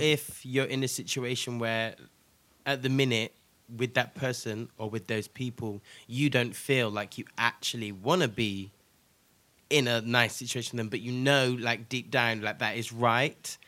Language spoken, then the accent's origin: English; Nigeria; I'm Nigerian as well